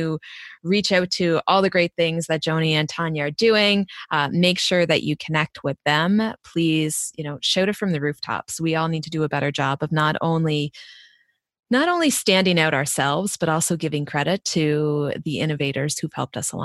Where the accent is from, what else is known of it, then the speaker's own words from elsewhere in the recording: East Coast, United States; accent: East Coast; my East Coast accent